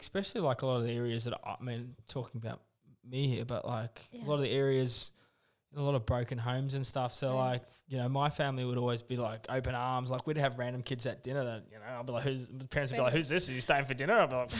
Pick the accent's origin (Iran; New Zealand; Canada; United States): New Zealand; accent: Kiwi; Oh, my Kiwi accent. Yeah, I know.